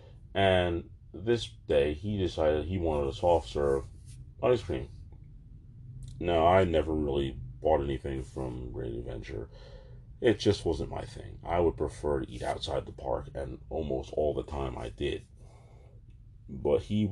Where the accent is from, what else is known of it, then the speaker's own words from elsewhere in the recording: Jersey Shore, New Jersey, United States; also born or lived in Manchester, New Jersey; I was from the Jersey Shore, probably no more than 20 minutes away from the beach. But after high school, I moved to Manchester